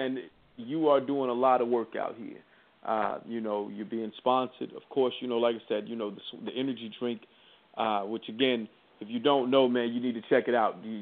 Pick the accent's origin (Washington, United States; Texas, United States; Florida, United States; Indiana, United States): Indiana, United States; Indianapolis; I'm, I'm originally from Indianapolis